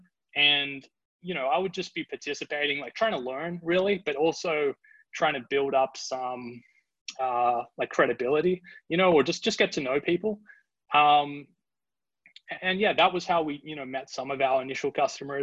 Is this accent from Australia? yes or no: yes; Australia; moved away as an adult; also born or lived in Sydney, Australia / Dusseldorf, Germany; I'm from Australia